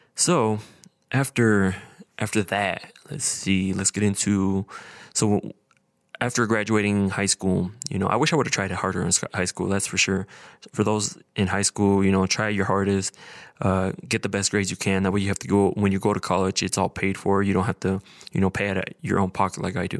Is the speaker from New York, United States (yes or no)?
no; Idaho Falls, Idaho, United States; I was born and raised here in Idaho Falls.